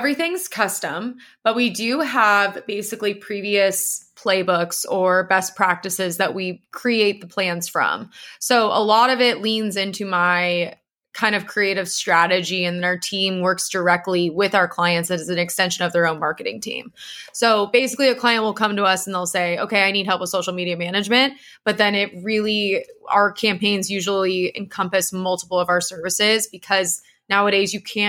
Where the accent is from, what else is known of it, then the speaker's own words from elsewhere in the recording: San Diego, California, United States; And, you know, I came from San Diego